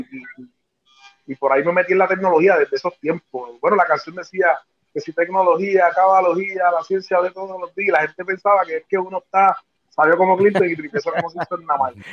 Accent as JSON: {"language": "Spanish", "town": "Trujillo Alto", "country": "Puerto Rico", "said": "en Trujillo Alto, en mi pueblo"}